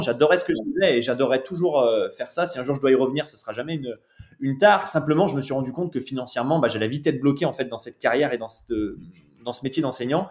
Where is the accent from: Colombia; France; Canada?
France; Saint-Étienne, Auvergne-Rhône-Alpes; on est de Saint-Etienne